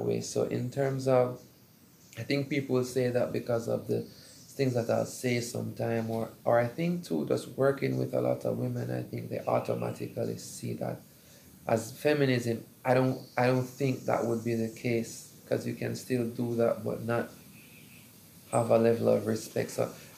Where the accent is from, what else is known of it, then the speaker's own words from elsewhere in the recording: Jamaica; I'm a bit partial to being Jamaican